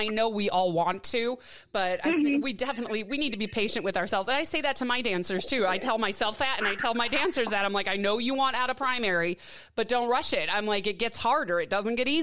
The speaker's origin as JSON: {"language": "English", "town": "Milwaukee", "region": "Wisconsin", "country": "United States", "tie": "born or raised there", "also_born_or_lived": "Detroit / Midwest", "moved": "as an adult", "lives_now": "Tucson, United States", "said": "my TCRG from when I grew up in Milwaukee"}